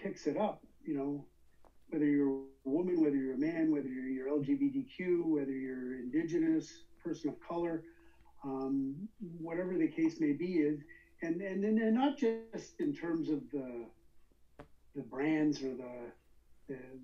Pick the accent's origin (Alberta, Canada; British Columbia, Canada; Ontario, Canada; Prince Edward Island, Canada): Ontario, Canada; Toronto; where I grew up in Scarborough